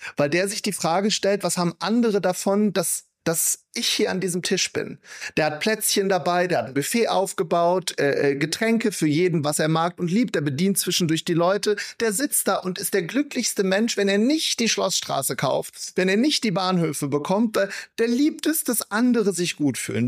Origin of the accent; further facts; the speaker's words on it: Wuppertal, North Rhine-Westphalia, Germany; Ich komme aus Wuppertal